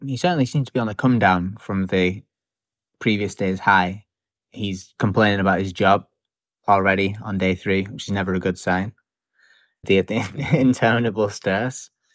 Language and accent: English; United Kingdom; as a British person who lives on a small island in the middle of a lot of ocean